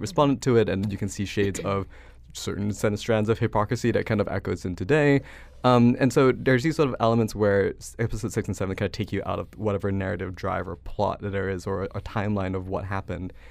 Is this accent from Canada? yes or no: no; Malaysia; moved away as an adult; now in United States; I'm not American. I grew up in Malaysia until I was eighteen